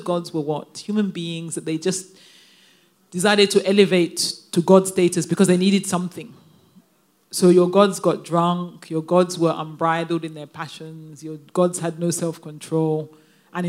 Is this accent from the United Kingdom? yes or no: yes; London, United Kingdom; moved away as an adult; now in Nigeria; a Nigerian child born and raised in London